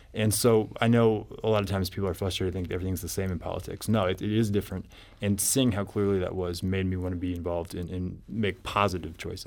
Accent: Columbia, Missouri, United States; I grew up in Columbia

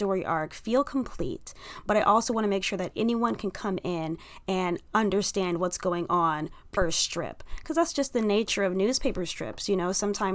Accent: Detroit, Michigan, United States; I grew up in Detroit

